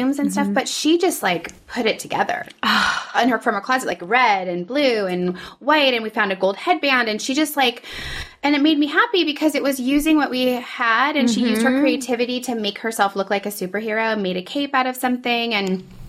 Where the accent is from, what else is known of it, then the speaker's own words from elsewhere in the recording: Northern California, United States; now in Los Angeles, United States; my youth growing up in Northern California